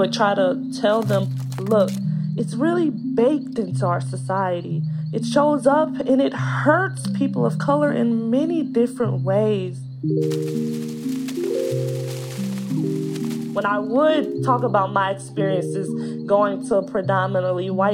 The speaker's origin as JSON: {"language": "English", "town": "San Leandro", "region": "California", "country": "United States", "said": "I'm 11 years old. I'm from San Leandro, California."}